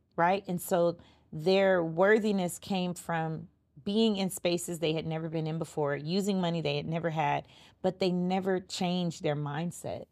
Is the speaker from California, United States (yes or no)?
yes; Los Angeles, California, United States; I'm from Crenshaw and Slauson